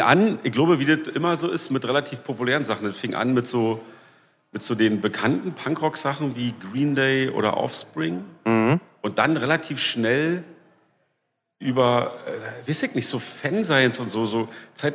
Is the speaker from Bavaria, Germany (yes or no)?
no; Berlin, Germany; also born or lived in Leipzig; ich bin groß geworden in Berlin-Lichtenberg. Da komme ich gerade auch her. Da wohne ich jetzt wieder.